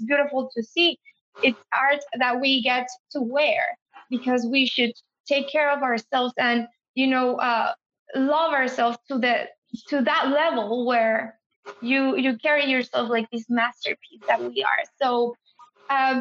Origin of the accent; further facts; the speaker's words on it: San Antonio, Texas, United States; came from a Latin or Hispanic background, born in San Antonio, feeling like I'm not from Mexico, but I'm not from here. And I have an accent